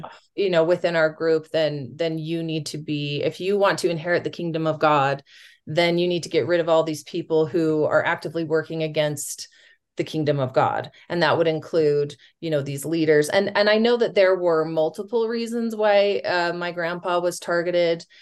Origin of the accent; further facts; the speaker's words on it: West Jordan, Utah, United States; I grew up in West Jordan, at going to public schools